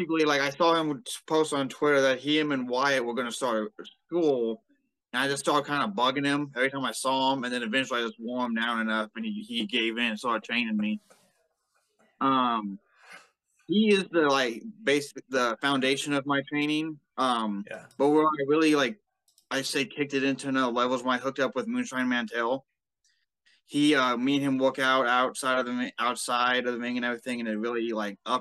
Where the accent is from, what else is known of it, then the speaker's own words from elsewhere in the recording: Gladstone, Missouri, United States; I'm from the Kansas City, Gladstone, basically